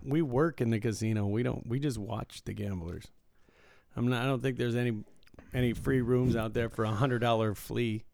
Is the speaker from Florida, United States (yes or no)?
no; Michigan, United States; moved away; I was from Michigan